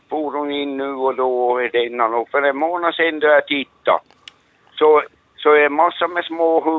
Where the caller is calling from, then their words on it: Replot, Ostrobothnia, Finland; från eh, Replot Norra Varglund.